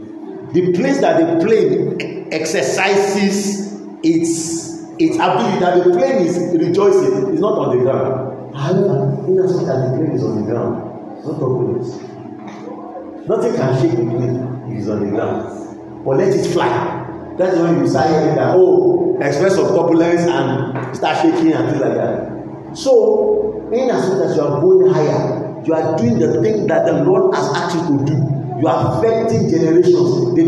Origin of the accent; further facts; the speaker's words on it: Lagos, Nigeria; Maybe because I grew up in Lagos